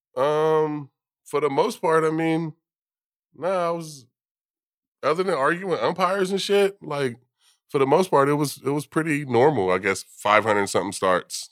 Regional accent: California, United States; I'm from California.

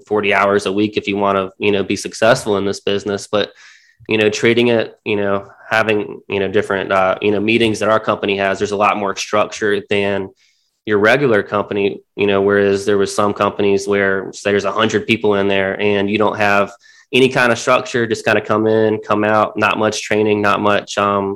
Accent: Myrtle Beach, South Carolina, United States; also born or lived in Charleston; I'm from Myrtle Beach. Not very many people can say they're born and raised here. I've been here since I was 4 years old, but went to high school here

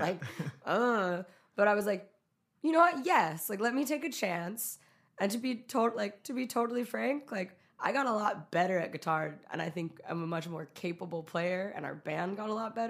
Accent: California, United States; also born or lived in Utah; So it's like, I was born in Southern California. He worked at a station there. Then, like, at a certain point, we moved to Utah. Then we moved back to California to, like, the Bay Area

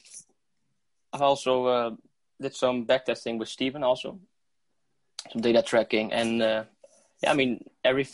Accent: Haaksbergen, Overijssel, Netherlands; I'm from the Netherlands, so I'm a little Dutch bastard.

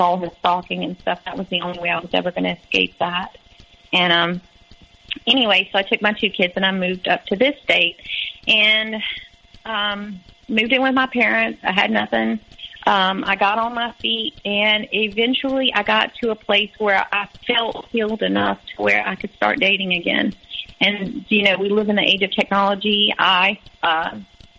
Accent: Louisiana, United States; moved away as an adult; I was from Louisiana

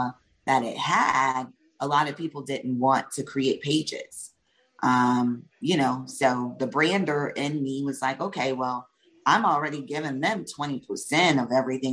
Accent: the South, United States; we are from the South

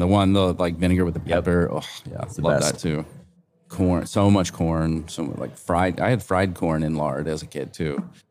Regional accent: Kentucky, United States; moved away; also born or lived in Cincinnati; I grew up in Kentucky.

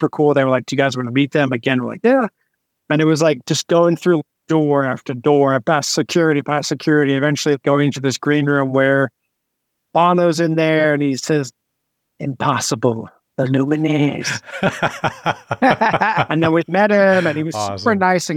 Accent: New Jersey, United States; Growing up in New Jersey

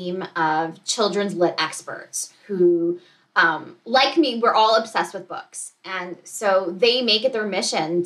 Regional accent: Montreal, Quebec, Canada; moved away; I'm originally from Montreal

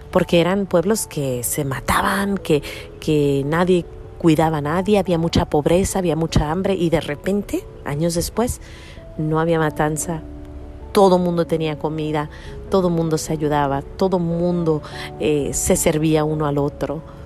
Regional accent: Mexico; now in United States; En mi pueblo, cuando yo estaba creciendo, todo el mundo andaba en la calle, todos los chiquillos andaban corriendo. Eran los ochentas, estamos hablando de México en los ochentas

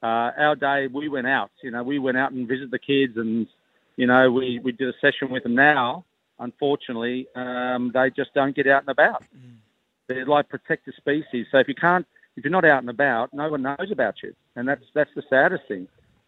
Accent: Queanbeyan, New South Wales, Australia; I remember growing up in Queanbeyan

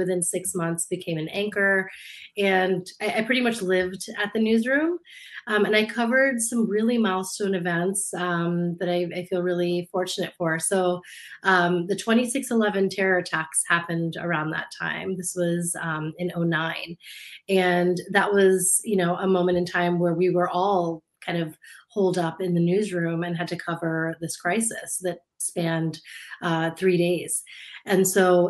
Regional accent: United States; also born or lived in India; I grew up in the States, my parents immigrated from India to just outside DC when I was two

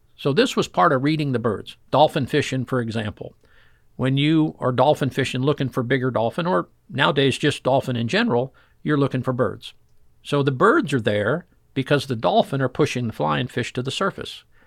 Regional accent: Fort Lauderdale, Florida, United States; I grew up in Fort Lauderdale going offshore fishing

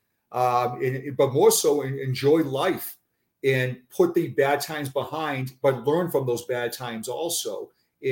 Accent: Boston, Massachusetts, United States; accent: Boston; moved away as an adult; also born or lived in Braintree, Massachusetts; now in Florida, United States; my Boston accent

